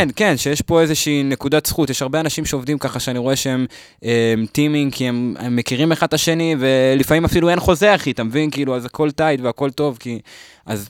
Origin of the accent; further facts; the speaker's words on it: Lod, Central District, Israel; גדלתי בלוד